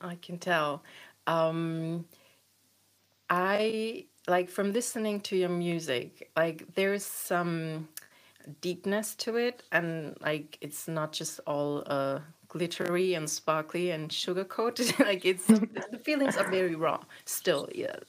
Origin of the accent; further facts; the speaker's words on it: eastern Germany, Germany; I grew up in Eastern Germany